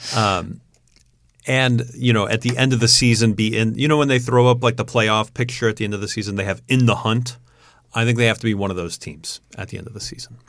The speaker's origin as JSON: {"language": "English", "area": "Long Island", "region": "New York", "country": "United States", "moved": "yes", "lives_now": "Indiana, United States", "said": "I'm from Long Island originally"}